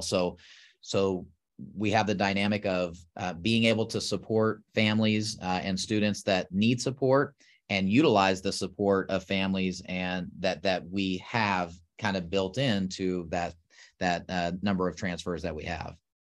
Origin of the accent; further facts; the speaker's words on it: South Texas, United States; moved away as an adult; now in Oklahoma, United States; I grew up in Texas, uh, actually South Texas